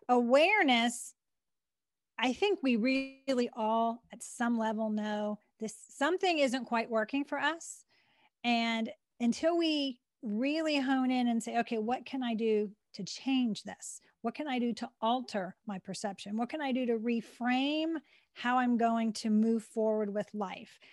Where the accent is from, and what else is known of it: Western Pennsylvania, United States; born or raised there; also born or lived in Maryland